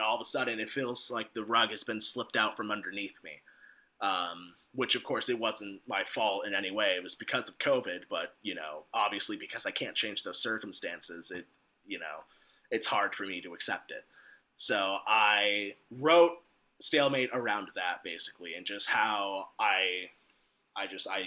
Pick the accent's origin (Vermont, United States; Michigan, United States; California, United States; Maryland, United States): Vermont, United States; moved away as an adult; also born or lived in Boston; I grew up in Vermont